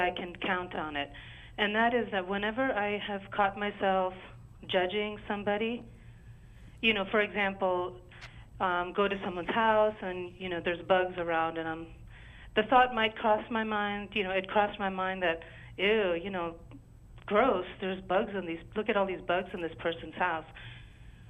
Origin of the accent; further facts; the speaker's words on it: India; moved away; I come from India